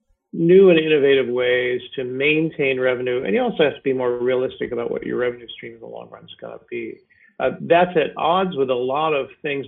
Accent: New York, United States; moved away; I grew up in New York State when this exact thing happened.

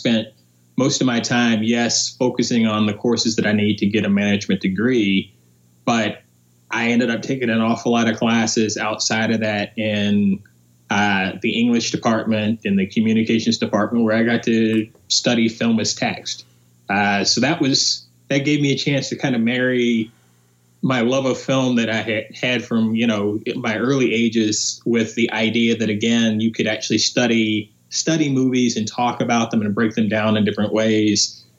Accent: Asheville, North Carolina, United States; also born or lived in Philadelphia; I'm originally from Asheville, North Carolina.

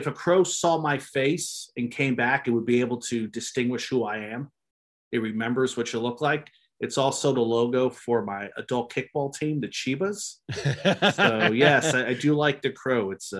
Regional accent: New Jersey, United States; moved away; I'm from New Jersey

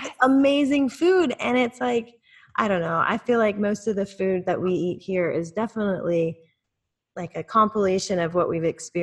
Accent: Virginia, United States; when I was growing up in Virginia, you always went to the beach for a week in the summer.

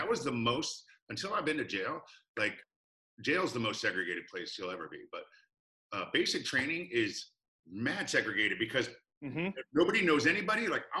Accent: Alexandria, Virginia, United States; So since I was like 9, I grew up in Alexandria, Virginia.

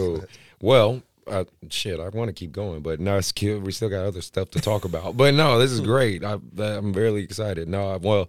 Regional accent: Oakland, California, United States; I'm from Oakland, so I really appreciate that. I'm an Oakland guy.

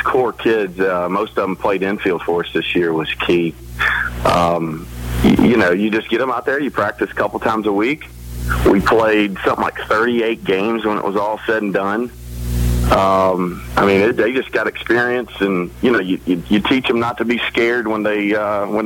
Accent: Pooler, Georgia, United States; now in Savannah, United States; I grew up out in Pooler as a kid. Just lived out my whole life

